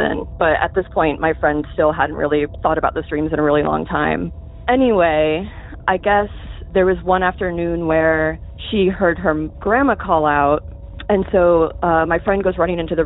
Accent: Boca Raton, Florida, United States; moved away as an adult; now in Massachusetts, United States; I grew up in South Florida, Boca Raton

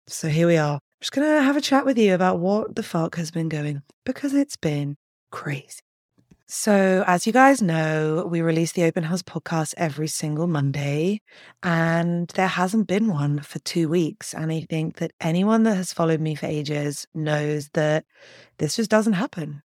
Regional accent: London, United Kingdom; moved away; So I'm from London.

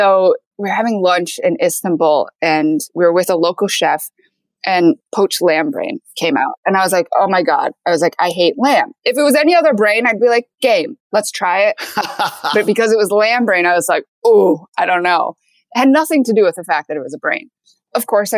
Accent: Michigan, United States; also born or lived in Seoul, South Korea; I was raised in Michigan by a Caucasian

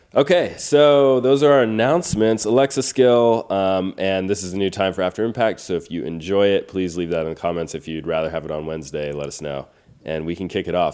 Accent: Bakersfield, California, United States; now in Los Angeles, United States; growing up in Bakersfield to then moving to a bigger city like Los Angeles

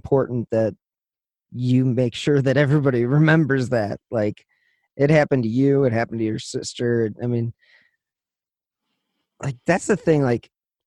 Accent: Midwest, United States; we're from the Midwest.

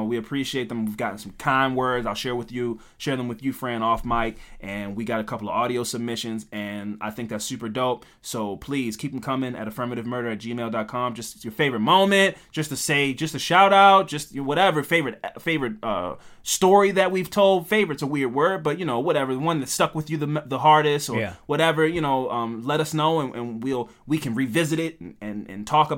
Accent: Queens, New York, United States; Yeah, it's like, but I still like, I'm from Queens.

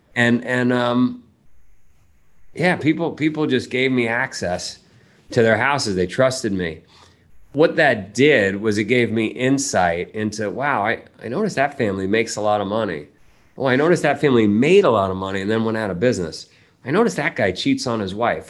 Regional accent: New York City, New York, United States; moved away as an adult; also born or lived in Vermont; we grew up, my family lived in Ground Zero for that movie, right, right in Howard Beach

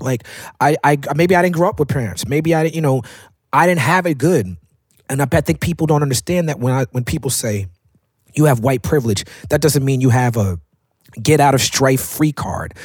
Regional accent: New York City, New York, United States; I grew up in Park Slope, Brooklyn as a black man

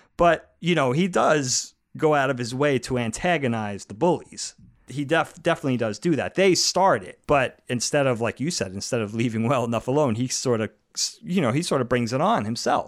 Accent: New York, United States; growing up in New York in the eighty, you know, the seventies into the eighties

